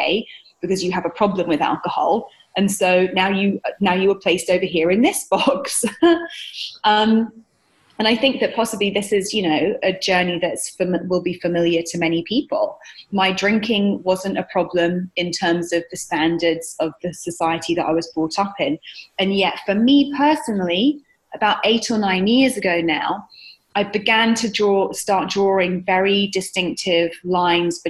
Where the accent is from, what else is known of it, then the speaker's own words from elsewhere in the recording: United Kingdom; moved away as an adult; now in New York, United States; I'm British. I'm based in New York here now, and I've been here for 7 years